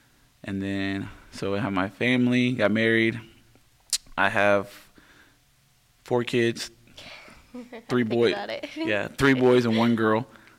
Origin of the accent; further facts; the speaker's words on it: Wichita, Kansas, United States; also born or lived in Hutchinson, Kansas; the second to youngest kid in my family. I grew up in the Wichita area